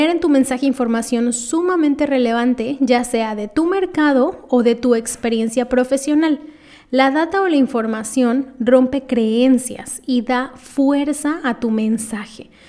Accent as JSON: {"language": "Spanish", "region": "Lima", "country": "Peru", "said": "yo lo que pongo es"}